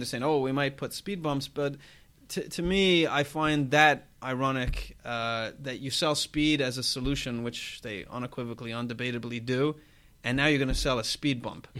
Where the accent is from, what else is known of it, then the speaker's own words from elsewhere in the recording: Ireland; I'm Irish